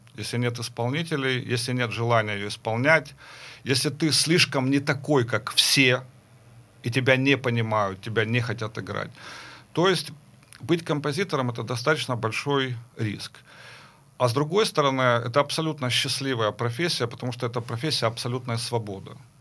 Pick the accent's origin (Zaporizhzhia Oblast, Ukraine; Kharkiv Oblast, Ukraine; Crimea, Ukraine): Kharkiv Oblast, Ukraine; Kharkiv; Я учился в Харькове, я закончил Харьковскую консерваторию, я вообще сам харьковчанин